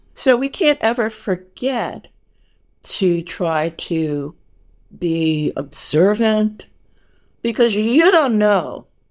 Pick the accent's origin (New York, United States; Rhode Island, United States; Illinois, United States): New York, United States; moved away as an adult; now in California, United States; I'm born and raised in New York. I am a New Yorker